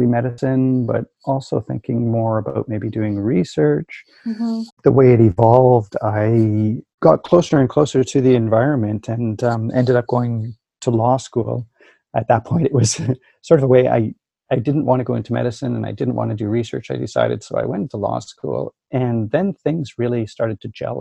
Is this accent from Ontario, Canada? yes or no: no; Winnipeg, Manitoba, Canada; So I grew up in Winnipeg. I'm a prairie boy